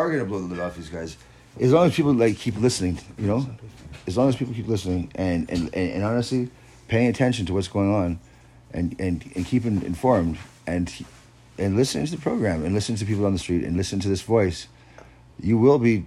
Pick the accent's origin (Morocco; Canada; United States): Canada; I'm just being Canadian.